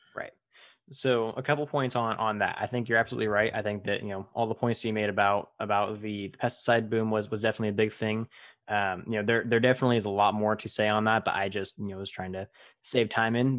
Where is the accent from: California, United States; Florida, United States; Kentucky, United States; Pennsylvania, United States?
California, United States; I'm from California and I'm involved in agriculture